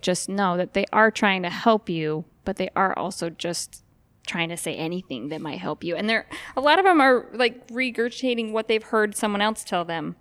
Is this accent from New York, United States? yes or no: no; Idaho Falls, Idaho, United States; now in Frazier Park, United States; I grew up in Idaho Falls